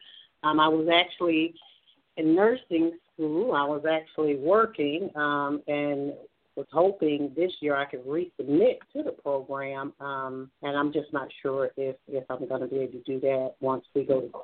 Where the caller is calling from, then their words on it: Alabama, United States; I'm calling from Alabama